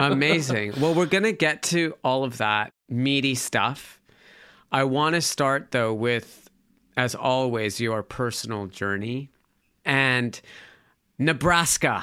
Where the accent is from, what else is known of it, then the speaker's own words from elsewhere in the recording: Calgary, Alberta, Canada; I grew up in Calgary, Alberta, Canada